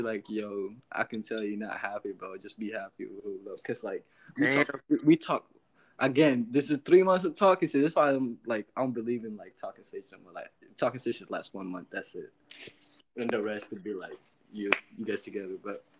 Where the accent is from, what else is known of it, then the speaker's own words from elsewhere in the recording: the South, United States; Trust me. I'm from the South.